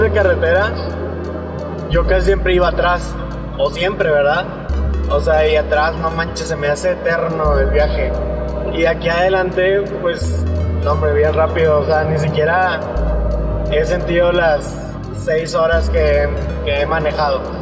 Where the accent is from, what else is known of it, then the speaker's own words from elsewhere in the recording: Monterrey, Nuevo León, Mexico; Somos de Monterrey